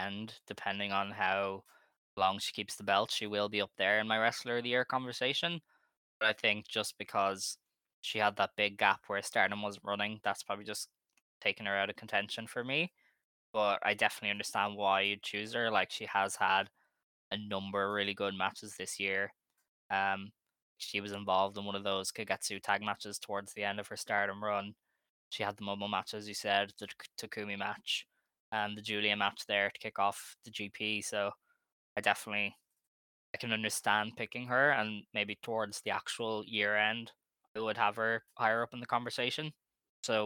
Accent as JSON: {"language": "English", "country": "Ireland", "said": "I'm Irish"}